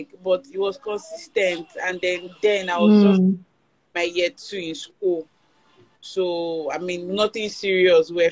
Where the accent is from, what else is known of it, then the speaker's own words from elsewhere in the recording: Abeokuta, Ogun State, Nigeria; I grew up in Abeokuta. My parents live there. So I've been in Abeokuta all my life.